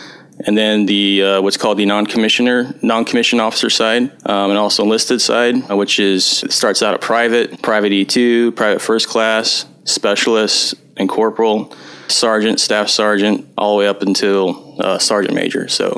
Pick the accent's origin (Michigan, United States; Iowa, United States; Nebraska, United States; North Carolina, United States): Nebraska, United States; moved away; I'm originally from Nebraska. It's in the middle of the Midwest. I grew up on a small farm out there. Corn and soybeans is primarily what we raised.